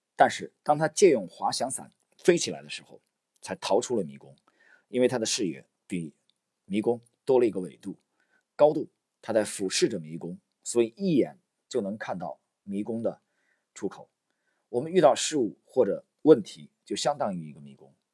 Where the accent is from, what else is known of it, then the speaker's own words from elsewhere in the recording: China; 我们中国人为什么非常崇拜三国里的诸葛亮